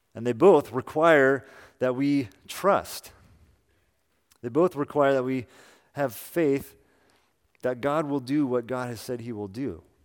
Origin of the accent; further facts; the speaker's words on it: Salinas, California, United States; moved away; also born or lived in Boston; Amy and I both grew up in Salinas